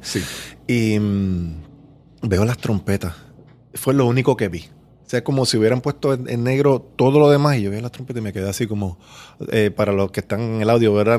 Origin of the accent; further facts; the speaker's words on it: Río Grande, Puerto Rico; also born or lived in Miami, Florida; nací en Atorrey, pero me creí en el pueblo de Río Grande. O sea que yo digo que soy de Río Grande